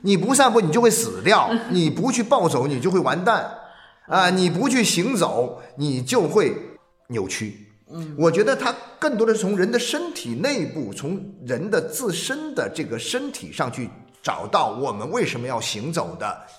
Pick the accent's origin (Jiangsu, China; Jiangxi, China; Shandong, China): Jiangxi, China; also born or lived in Jingdezhen; 我自己作为一个江西人，我曾经有这种感觉。我也很小的时候，也因为家里的原因，在景德镇生活过两年时间。